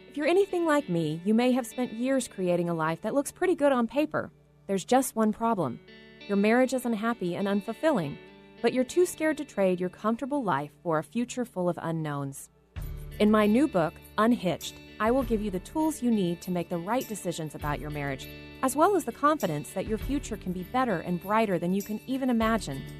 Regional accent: Texas, United States; People still ask me these questions when they find out I'm from Texas.

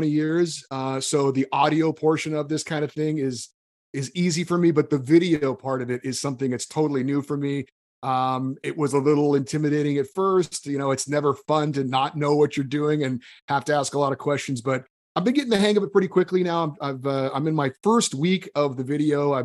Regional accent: Central California, United States; moved away; also born or lived in Hawaii; I grew up and went to college in Central California. I went to Fresno State.

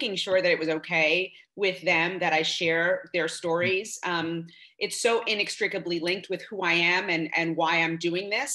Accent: New York City, New York, United States; I was born and raised in Bed-Stuy, Brooklyn, to working class family.

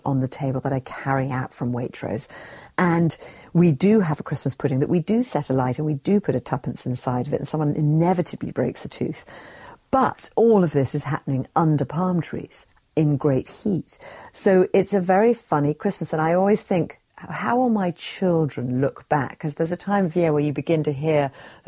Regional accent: England, United Kingdom; moved away as an adult; now in Bahamas; I grew up in England, but I live in the Bahamas

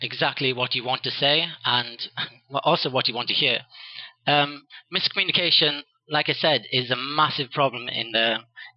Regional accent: Wales, United Kingdom; accent: British; also born or lived in Andalusia, Spain; now in Spain; it's a British accent, but I'm the Welsh part of Britain. Because, a lot of people say the British accent, they think England, but no, I'm actually from the other country

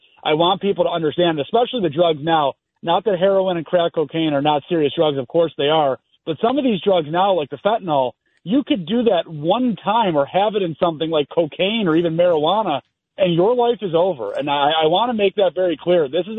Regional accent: Buffalo, New York, United States; I grew up in Buffalo, New York. That's where I still am today.

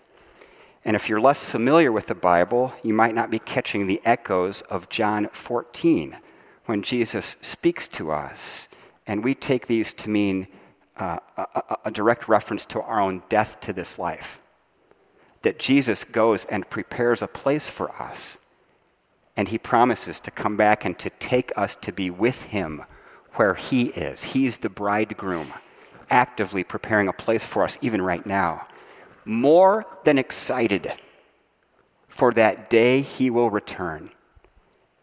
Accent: Dayton, Ohio, United States; my hometown, Dayton, Ohio

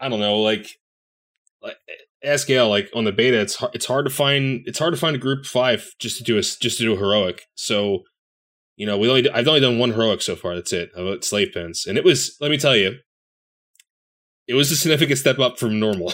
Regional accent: Philadelphia, Pennsylvania, United States; I'm a Philadelphian

